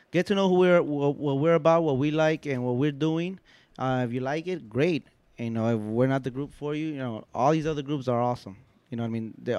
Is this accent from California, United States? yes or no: yes; Los Angeles, California, United States; I'm originally from South Central, but I live in East Los.